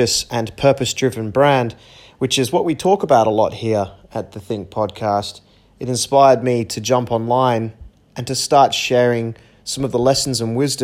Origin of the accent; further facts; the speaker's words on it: Perth, Western Australia, Australia; also born or lived in United Kingdom; now in Bali, Indonesia; I'm originally from Perth, Australia. I was born in the UK, and right now I live in Bali